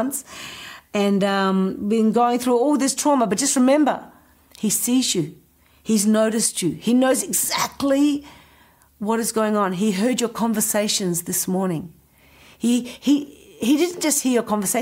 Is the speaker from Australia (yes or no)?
yes; Adelaide, South Australia, Australia; moved away; also born or lived in Indonesia; growing up in Adelaide. He saw me move to Indonesia.